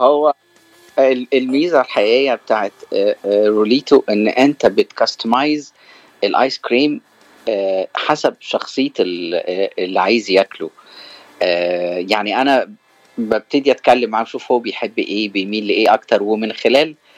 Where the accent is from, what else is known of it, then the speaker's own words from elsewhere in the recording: Cairo, Cairo Governorate, Egypt; moved away as an adult; now in California, United States; أنا من مصر من القاهرة وأنا جيت أمريكا في آخر أه 2019